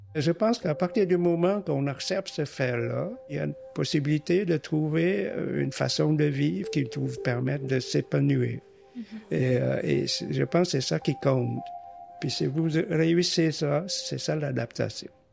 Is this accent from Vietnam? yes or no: yes; Hanoi, Vietnam; moved away as an adult; also born or lived in Saigon, Vietnam / Quebec City, Canada; now in Quebec, Canada; Je suis né à Hanoï, puis euh, dans mon temps, c'était beaucoup de guerre. Donc, en 1954, quand le pays est divisé en deux, bien, ma famille est déplacée de Hanoï à Saigon.